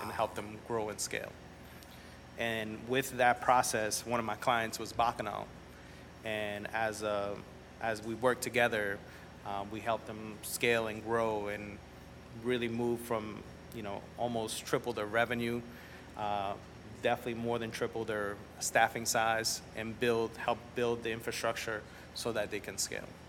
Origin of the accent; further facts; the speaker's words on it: New Orleans, Louisiana, United States; also born or lived in Nicaragua / Mexico City / Montreal / El Salvador; I grew up in New Orleans